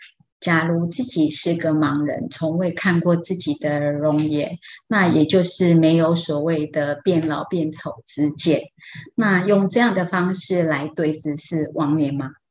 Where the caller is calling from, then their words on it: New Taipei, Taiwan; ，请示师父的问题是